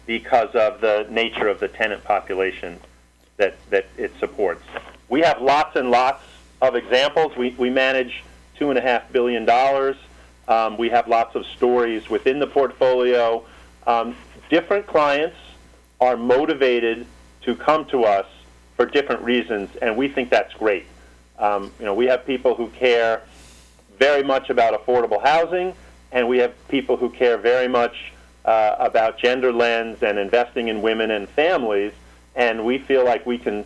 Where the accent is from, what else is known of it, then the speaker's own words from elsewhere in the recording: New York City, New York, United States; I grew up in New York City